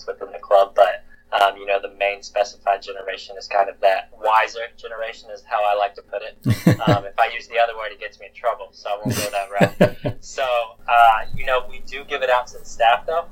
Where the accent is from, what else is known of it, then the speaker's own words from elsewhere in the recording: North Carolina, United States; moved away; I'm originally from North Carolina